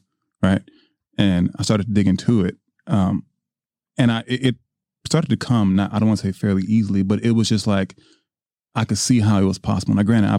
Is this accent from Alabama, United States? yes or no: no; Detroit, Michigan, United States